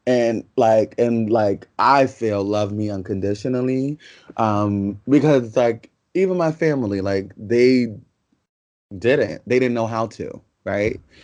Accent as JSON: {"language": "English", "town": "New York City", "region": "New York", "country": "United States", "tie": "born or raised there", "also_born_or_lived": "Yonkers, New York", "said": "we're from the South Bronx"}